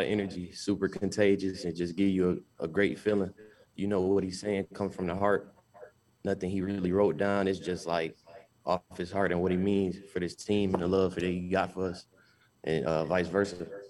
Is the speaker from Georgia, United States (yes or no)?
yes; Albany, Georgia, United States; moved away as an adult; now in Akron, United States; I'm from Albany, Georgia, 13 hours away from here